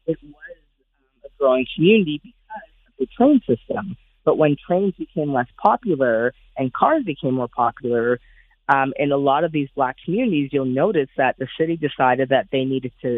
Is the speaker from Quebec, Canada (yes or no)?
yes; Montreal, Quebec, Canada; my hometown, Montreal